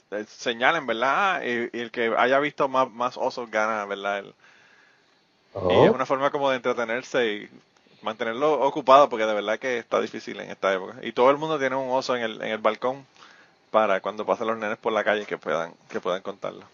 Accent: Puerto Rico; moved away; soy de Puerto Rico

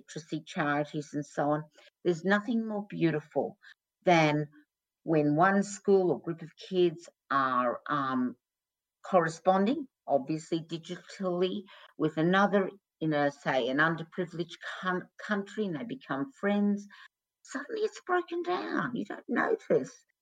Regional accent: Australia; When I was growing up in Australia

